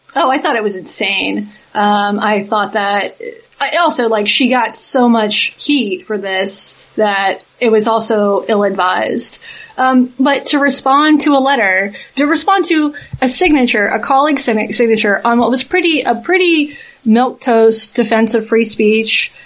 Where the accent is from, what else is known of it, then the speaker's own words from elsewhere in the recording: Southeast, United States; I'm from the Southeast